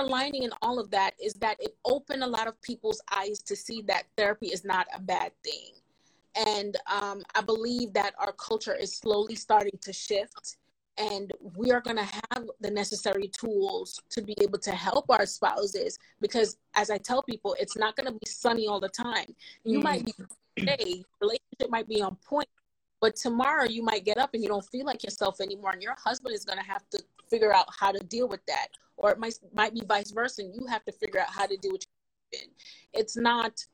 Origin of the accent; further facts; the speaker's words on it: Jamaica; accent: Jamaican; moved away; when I was in school back home in Jamaica